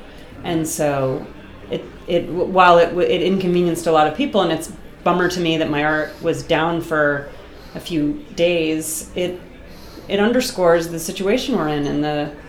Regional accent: Boston, Massachusetts, United States; moved away; Yeah, I'm from Boston.

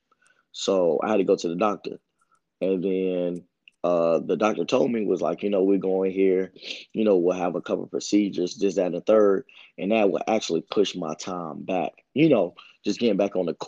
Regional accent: Greensboro, North Carolina, United States; also born or lived in Kernersville, North Carolina; I grew up in Greensboro

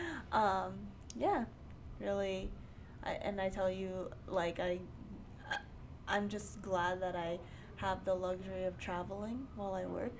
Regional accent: New York City, New York, United States; also born or lived in Bronx, New York; I am born and raised in New York um, in Queens

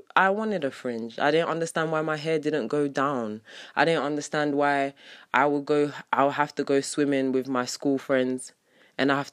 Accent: London, United Kingdom; I'm from London

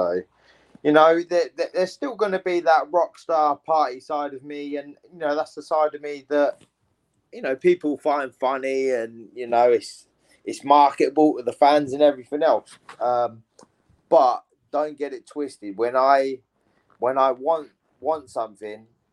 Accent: England, United Kingdom

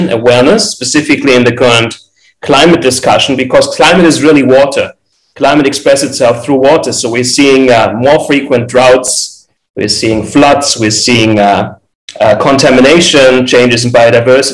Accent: Frankfurt, Hesse, Germany; now in Los Angeles, United States; I'm originally from Frankfurt, Germany. I now reside in Los Angeles, California.

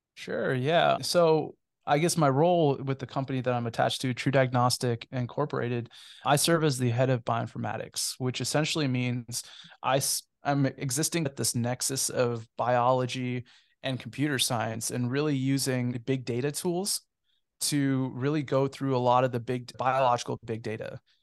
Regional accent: Cupertino, California, United States; moved away as an adult; also born or lived in Kentucky; I'm actually a native of the San Francisco Bay Area. I, I grew up in Cupertino, California.

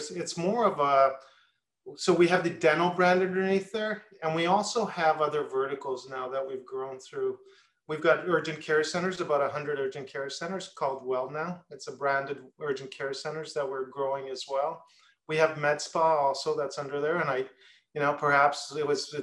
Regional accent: Edmonton, Alberta, Canada; moved away as an adult; also born or lived in New York, United States / Syracuse, New York, United States; I grew up in Canada in Edmonton, Alberta

